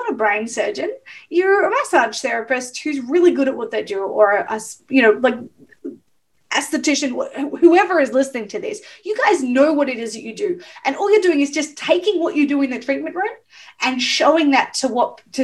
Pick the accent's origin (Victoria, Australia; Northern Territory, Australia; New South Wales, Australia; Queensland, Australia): Victoria, Australia; Melbourne; also born or lived in Ocean Grove; I'm from Melbourne, so we're the coffee capital of the world